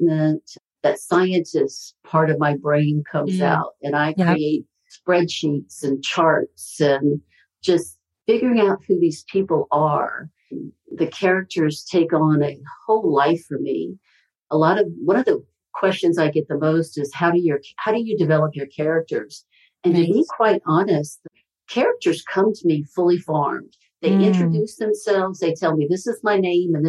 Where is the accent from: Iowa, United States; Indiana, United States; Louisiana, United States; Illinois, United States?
Louisiana, United States; my home state of Louisiana